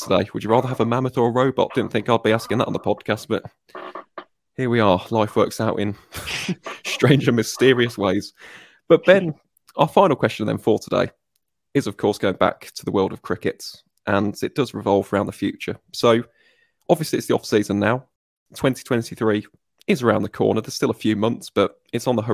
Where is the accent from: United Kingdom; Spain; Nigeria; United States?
United Kingdom; Midlands; I'm from the Midlands